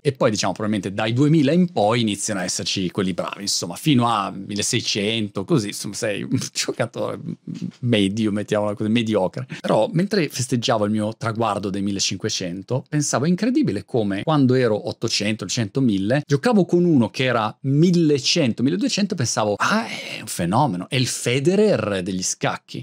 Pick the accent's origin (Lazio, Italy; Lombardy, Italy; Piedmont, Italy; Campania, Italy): Lombardy, Italy; Milan; moved away as an adult; now in Brighton, United Kingdom; ricordo quando ero ragazzino a Milano dalla scuola, tutti i miei compagni di classe erano di Milano